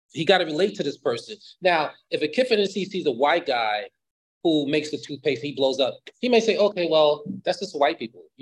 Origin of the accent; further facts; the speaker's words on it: Costa Rica; born there; so I was born in Costa Rica, so they wanted a designer to come to the house